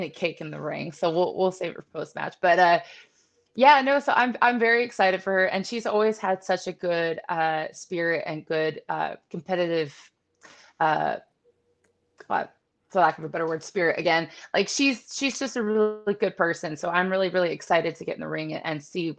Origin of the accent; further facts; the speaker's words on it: Painesville, Ohio, United States; now in Florida, United States; I'm from Painesville, Ohio